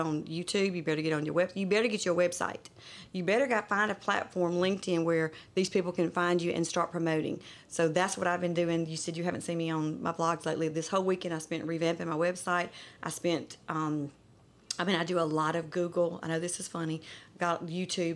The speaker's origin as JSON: {"language": "English", "town": "Clinton", "region": "Mississippi", "country": "United States", "tie": "born or raised there", "also_born_or_lived": "Alabama / Texas / Dayton, Ohio / North Carolina"}